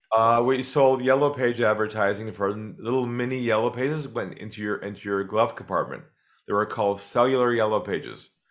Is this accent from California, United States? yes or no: yes; San Diego, California, United States; moved away as an adult; now in Australia; I'm originally from California, from San Diego. Grew up there